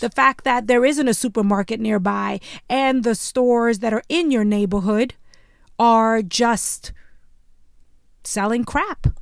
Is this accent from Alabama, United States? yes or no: no; New York City, New York, United States; when I was growing up in Bushwick, Brooklyn, before it was trendy